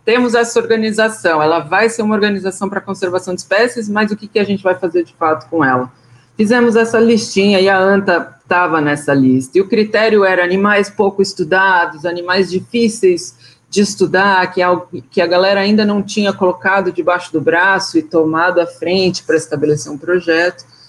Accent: São Bernardo do Campo, São Paulo, Brazil; Eu cresci numa chácara em São Bernardo do Campo

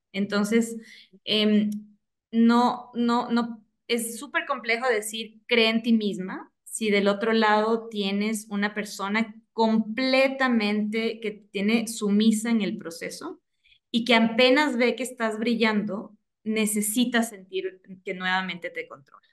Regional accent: Ecuador; yo vivo en Ecuador, soy orgullosamente ecuatoriana

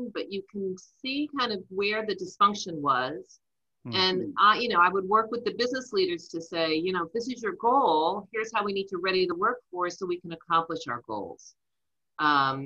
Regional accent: New Jersey, United States; accent: Jersey; I'm a Jersey girl. I grew up in New Jersey

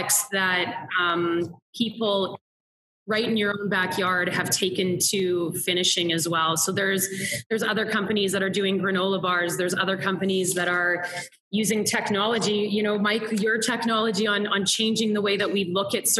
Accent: Saskatchewan, Canada; I grew up in Saskatchewan, and we are touted as the breadbasket of the world

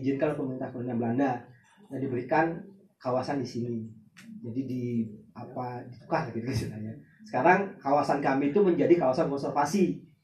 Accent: Batur village, Bali, Indonesia

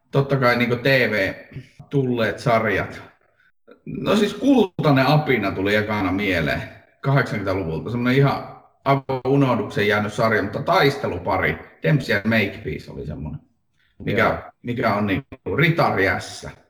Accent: Lapland, Finland; now in Helsinki, Finland; Olen Lapista Helsinkiin kotiutunut hämähäkkimies fani ehkä.

